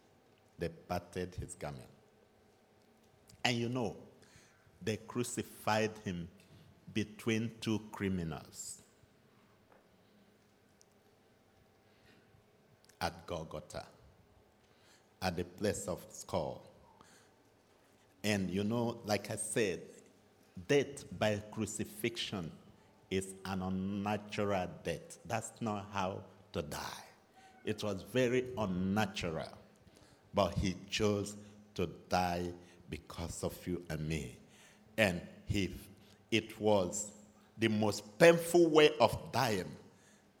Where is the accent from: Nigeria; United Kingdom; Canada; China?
Nigeria; moved away; You know I'm from Nigeria, so. And by now you should be used to my accent.